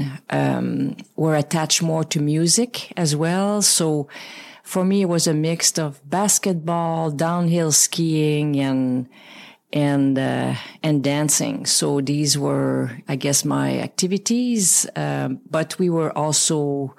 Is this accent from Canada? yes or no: yes; Val-des-Sources, Quebec, Canada; English is a second language; moved away as an adult; also born or lived in Sherbrooke; my dad was from my hometown, like used to call Asbestos, small mining town. Now renamed 3 or 4 years ago, Val des Sources